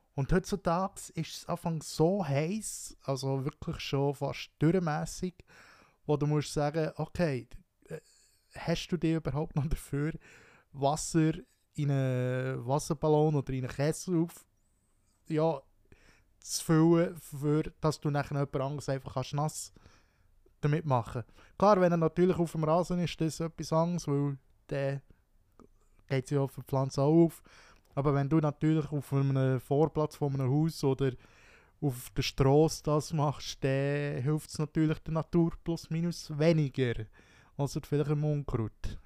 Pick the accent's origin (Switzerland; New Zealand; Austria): Switzerland; Wino, Bern; Wino, dort wo ich aufgewachsen bin, Wino